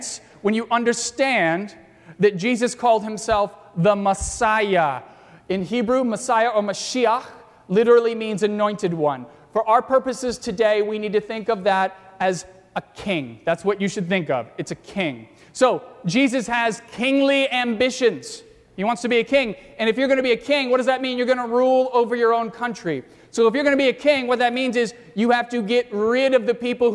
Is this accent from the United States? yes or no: yes; Virginia, United States; now in Arlington Heights, United States; I grew up in Virginia